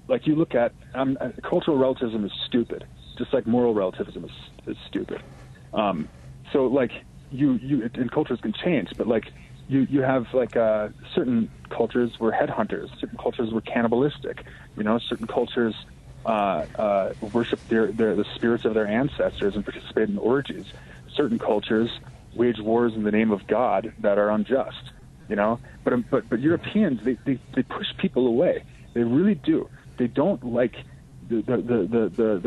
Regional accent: Racine, Wisconsin, United States; I grew up in Racine, Wisconsin, an old industrial Midwest town in Lake Michigan between Chicago and Milwaukee.

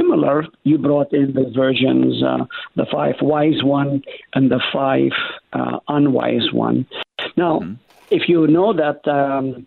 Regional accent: Israel; moved away; When I was growing up in Israel, I was a rascal

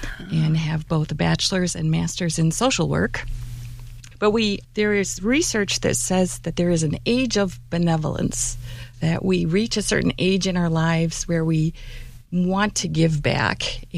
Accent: United States; moved away; I'm originally from the Eastern District

